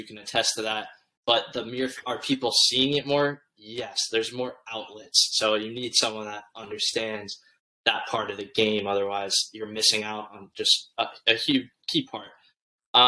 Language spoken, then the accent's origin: English; St. Augustine, Florida, United States; moved away; we grew up in St. Augustine